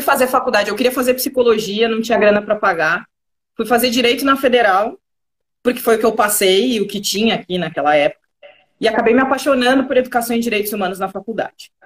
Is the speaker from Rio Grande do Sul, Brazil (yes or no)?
yes; Rio Grande do Sul, Brazil; accent: gaúcho; moved away as an adult; now in São Paulo, Brazil; eu sou gaúcha, eu vim passar minha quarentena aqui